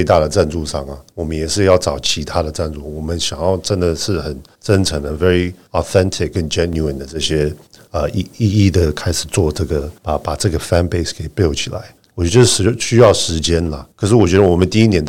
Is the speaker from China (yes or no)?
no; Zhonghe, New Taipei, Taiwan; 我在呃中和长大，我的感情是中和啊，对不对？